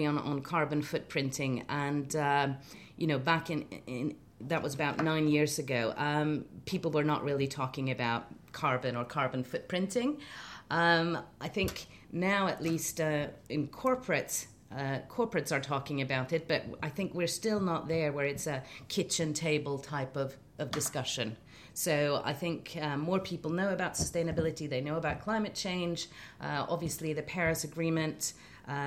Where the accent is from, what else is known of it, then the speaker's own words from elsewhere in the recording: Sweden; I'm from Sweden